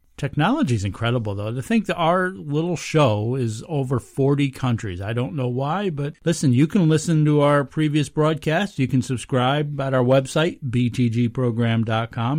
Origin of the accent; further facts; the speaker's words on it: the Catskills, New York, United States; I grew up in the Catskills